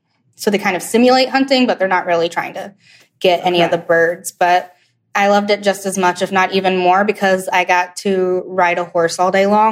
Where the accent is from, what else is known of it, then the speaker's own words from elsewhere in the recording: Birmingham, Alabama, United States; also born or lived in Atlanta, Georgia; I was born in Atlanta, Georgia, but grew up mostly in Birmingham, Alabama. That's where most of my family is from.